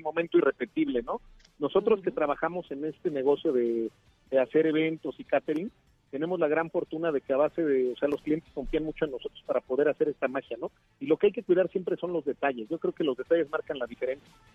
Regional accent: Mexico; Nosotros como mexicanos

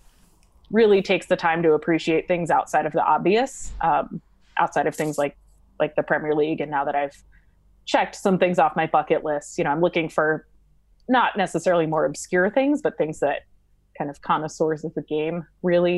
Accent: United States; As an American woman

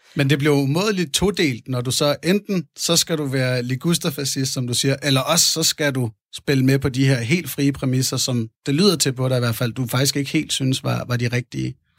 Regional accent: Fredensborg, Capital Region of Denmark, Denmark; Jeg er født i 1980 i Fredensborg, Nordsjælland, hvor jeg også havde min opvækst

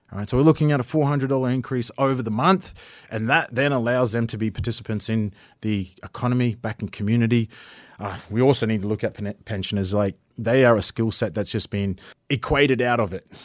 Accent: Ravenswood, Queensland, Australia; also born or lived in Atherton / Cairns; I was born in Atherton, grew up in Ravenswood, came to Cairns for Saint Augustines

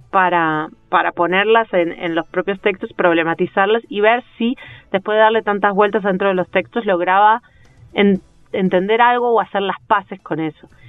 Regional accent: Uruguay; also born or lived in Buenos Aires / Nueva York / Chile; now in Bogotá, Colombia; Este, entonces, el tema, igual desde la primera vez que me fui de Uruguay

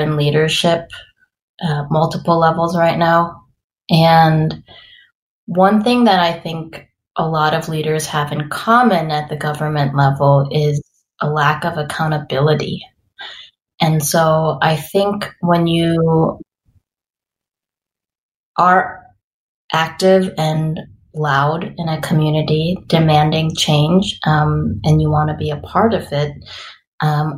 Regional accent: Madison, Wisconsin, United States; also born or lived in St. Paul, Minnesota / Costa Rica; I am born and raised in Madison

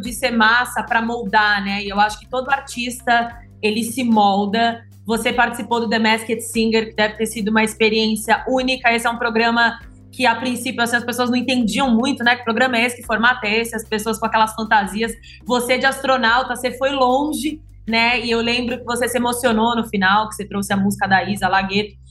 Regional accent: São Paulo, Brazil; eu sou de São Paulo

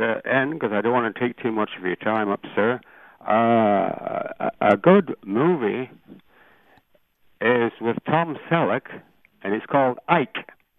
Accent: England, United Kingdom; moved away as an adult; also born or lived in Ireland; now in Canada; I was born in Ireland, raised in England, came to Canada 50 years ago, but I worked in the United States twice

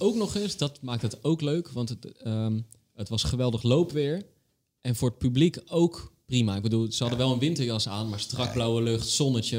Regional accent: Rotterdam, South Holland, Netherlands; ik ben een Rotterdammer

